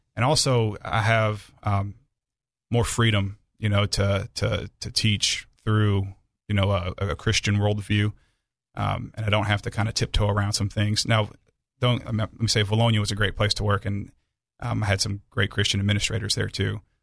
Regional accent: Aurora, Illinois, United States; now in Arkansas, United States; I grew up in Illinois

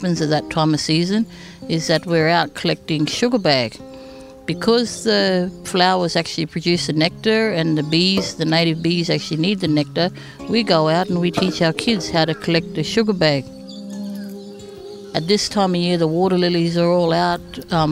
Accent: Darwin, Northern Territory, Australia; I'm a Larrakia woman of Darwin

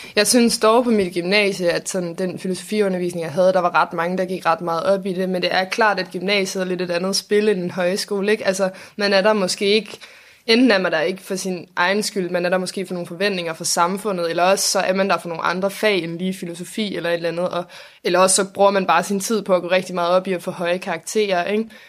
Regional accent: Copenhagen, Capital Region of Denmark, Denmark; jeg er 20 år, og jeg kommer fra København

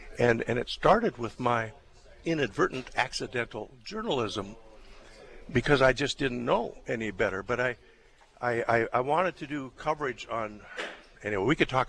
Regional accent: Crystal, North Dakota, United States; also born or lived in Cavalier, North Dakota / Grafton, North Dakota / Washington, D.C.; now in Fargo, United States; I was from Crystal, North Dakota.

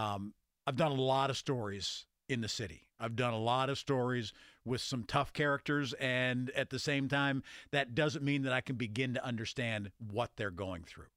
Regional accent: Grove City, Pennsylvania, United States; moved away as an adult; also born or lived in Ohio / Michigan / North Carolina / West Virginia; You know, I grew up in Mercer County. So yeah. I grew up in rural part of Western Pennsylvania

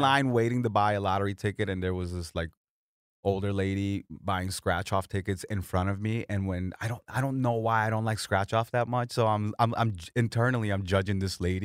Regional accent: Florida, United States; also born or lived in Colombia; I'm from Florida, so it's like my Sunshine State

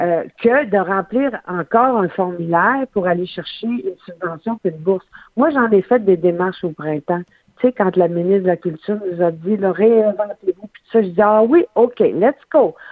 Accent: Saguenay, Quebec, Canada; moved away; Je suis euh, à notre chalet au Saguenay. Moi, j'ai fait effectuer un retour aux sources après avoir été 20 ans en esprit. Je suis de retour dans ma région natale.

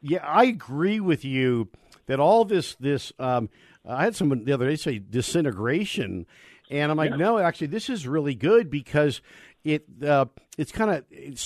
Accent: Contra Costa County, Bay Area, California, United States; now in Colorado, United States; I grew up in the Bay Area in a real nice little area called Contra Costa County

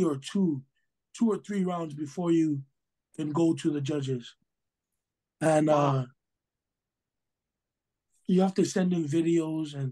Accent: Hawaii, United States; I'm Hawaiian at heart, you know, grew up, born and raised Hawaii

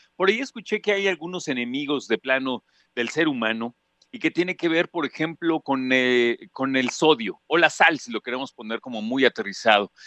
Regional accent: Mexico; un país como el nuestro

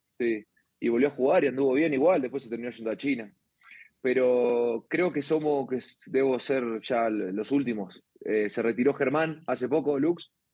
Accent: San Nicolás de los Arroyos, Buenos Aires Province, Argentina; en, San Nicolás, en mi ciudad natal, eh, una ciudad que está a dos horas de Buenos Aires

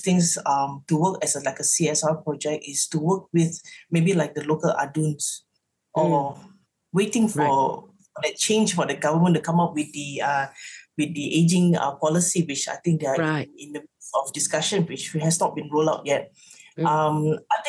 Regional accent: Seremban, Negeri Sembilan, Malaysia; moved away; Seremban have to, you know, it's like, that's my hometown.

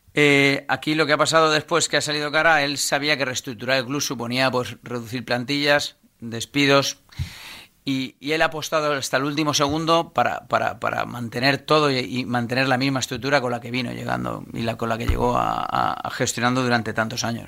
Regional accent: Valencia, Valencian Community, Spain; now in Rocafort, Spain; yo soy un empresario valenciano que nació el 8 del 8 del 75.

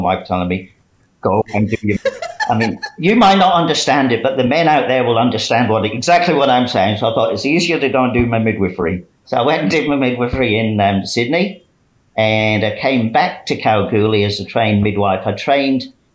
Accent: United Kingdom; moved away as an adult; also born or lived in Doncaster; now in South Australia, Australia; I started my career working in a quarry in the UK, as you probably guessed by my accent

